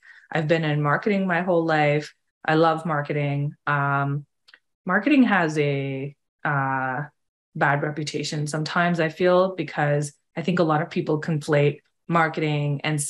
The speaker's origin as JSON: {"language": "English", "country": "India", "tie": "born or raised there", "moved": "yes", "said": "And I've actually lived here for almost 20 years, but I grew up in India. And my dad was in the military, so we moved around a lot. Like, I never really had roots anywhere."}